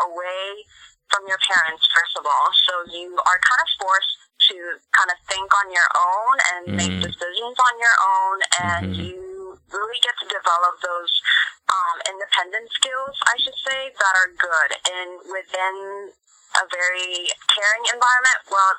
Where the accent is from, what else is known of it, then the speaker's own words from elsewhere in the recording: South Korea; also born or lived in Mongolia; now in United States; So I would usually just tell people like, oh, I was born in Korea, but I lived in Mongolia, you know, that kind of little nutshell kind of thing.